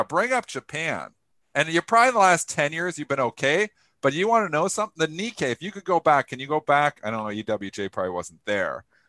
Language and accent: English; Canada; I'm a Canadian.